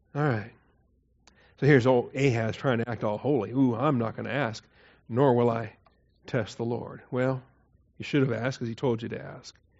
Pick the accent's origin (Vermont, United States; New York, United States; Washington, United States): Washington, United States; I grew up in Washington State.